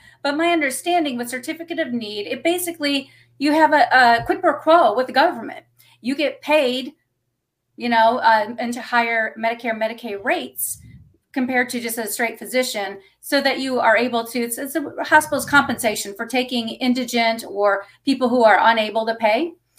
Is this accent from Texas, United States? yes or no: yes; Texas, United States; moved away as an adult; also born or lived in Houston, Texas; now in Kentucky, United States; I'm originally from Texas